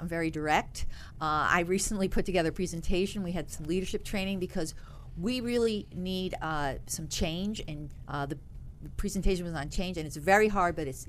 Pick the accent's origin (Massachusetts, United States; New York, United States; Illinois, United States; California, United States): New York, United States; also born or lived in Oak Ridge, Tennessee / England / Bolivia; Well, I was born in Oak Ridge, Tennessee, but I've been in England, Bolivia, and most of my growing in Capital District, upstate New York.